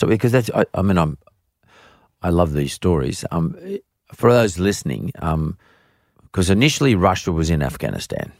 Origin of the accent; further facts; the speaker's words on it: Australia; we're Australian